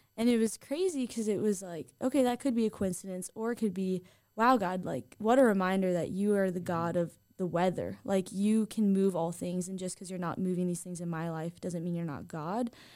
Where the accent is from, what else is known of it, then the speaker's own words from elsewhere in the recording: Southern California, United States; now in Idaho, United States; I am originally from Southern California, where In N Out is very popular